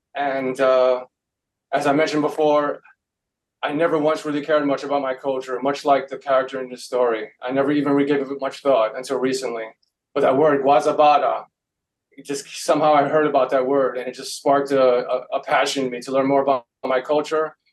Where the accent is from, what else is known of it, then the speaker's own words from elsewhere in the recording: New York City, New York, United States; I grew up in New York City